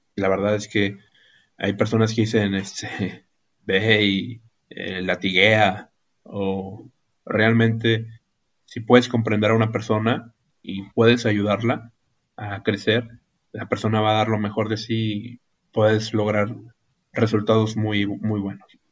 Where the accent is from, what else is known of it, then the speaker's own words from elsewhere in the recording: Ciudad Acuña, Coahuila, Mexico; soy de Ciudad Acuña, en el estado de Coahuila, en el país de México.